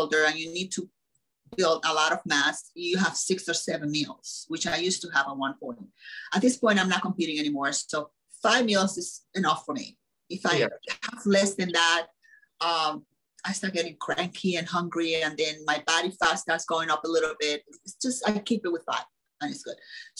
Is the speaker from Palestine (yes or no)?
no; Dominican Republic; moved away; I come from the Dominican Republic, and there was no zero processed food when I was a kid